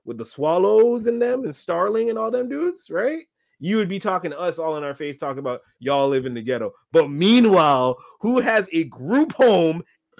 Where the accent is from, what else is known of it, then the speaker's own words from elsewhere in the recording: Dorval, Quebec, Canada; You just tell people I'm from Northside, Dover.